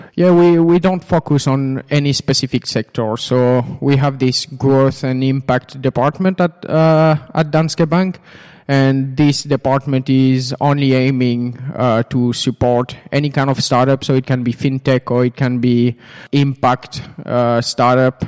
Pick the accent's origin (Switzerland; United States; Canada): Switzerland; moved away as an adult; now in Finland; I'm actually originally from Switzerland. And I came to, to Finland now about two and a half years ago